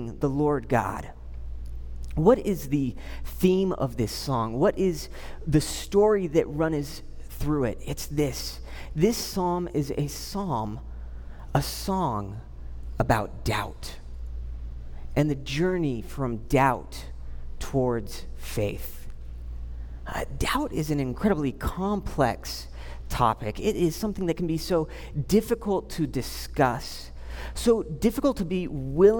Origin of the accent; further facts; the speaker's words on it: Southern California, United States; I grew up in Southern California.